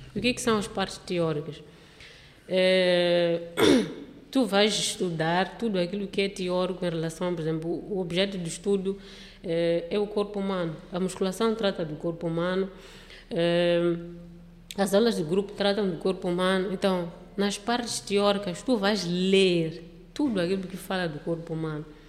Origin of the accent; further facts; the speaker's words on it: Matola, Maputo, Mozambique; meu mundinho lá da cidade da Matola